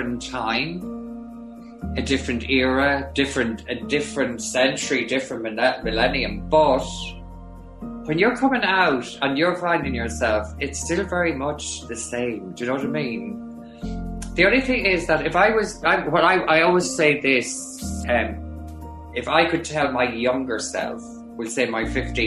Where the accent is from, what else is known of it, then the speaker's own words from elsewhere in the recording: Granard, County Longford, Ireland; my hometown as …, with my sister there, my nieces there, family friends there